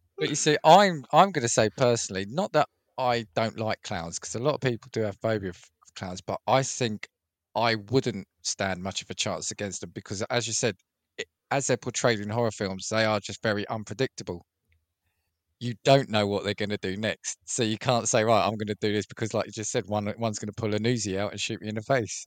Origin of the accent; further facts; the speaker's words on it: United Kingdom; as a Brit